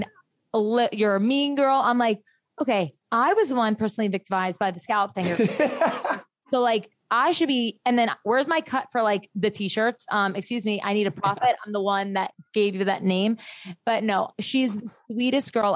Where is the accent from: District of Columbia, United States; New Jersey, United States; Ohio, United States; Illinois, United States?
New Jersey, United States; I'm from Jersey